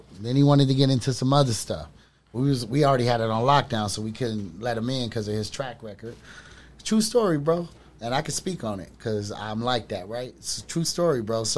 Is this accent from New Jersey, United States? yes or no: no; Memphis, Tennessee, United States; moved away; also born or lived in Pasadena, California; we moved from Memphis to L.A.